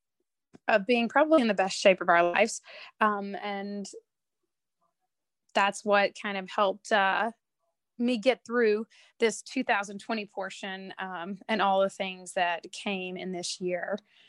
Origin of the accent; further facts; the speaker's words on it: Tennessee, United States; moved away as an adult; also born or lived in North Carolina / upstate New York; now in New York, United States; I am was born and raised in Tennessee